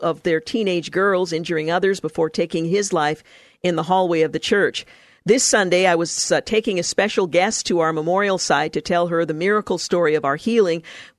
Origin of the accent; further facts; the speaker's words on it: Louisiana, United States; Church security was something I never heard discussed while growing up in North Louisiana.